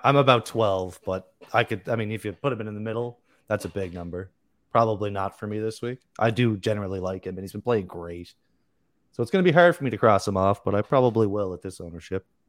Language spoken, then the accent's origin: English; Canada; also born or lived in Newfoundland; I'm Canadian. I'm in Newfoundland. Far East Coast of Canada.